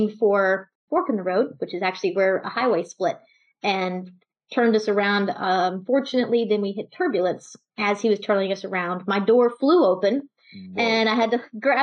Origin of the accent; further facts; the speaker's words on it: Texas, United States; So I'm from Texas. I grew up with a family, and I was probably the shyest kid in the family